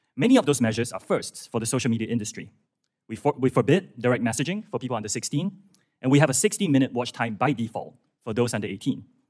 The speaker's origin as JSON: {"language": "English", "country": "Singapore", "tie": "born or raised there", "also_born_or_lived": "United Kingdom / United States", "moved": "as an adult", "said": "I'm from Singapore. That's where I was born."}